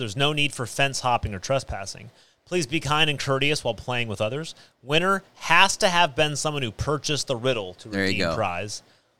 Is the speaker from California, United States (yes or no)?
yes; Clovis, California, United States; I grew up in Clovis.